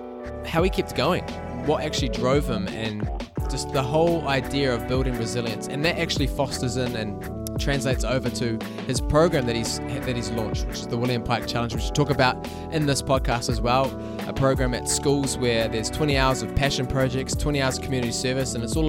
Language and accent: English; Whangamata, Waikato, New Zealand; I mean, as people know that listen to this, I'm not from here. I'm from Whangamata, so I could tell you all the ranges and the good places to walk around there.